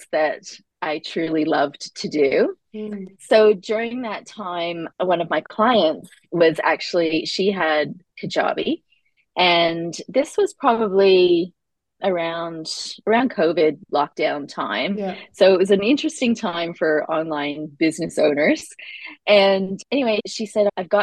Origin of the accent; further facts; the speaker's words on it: Canada; now in Australia; I live in Australia, but I am Canadian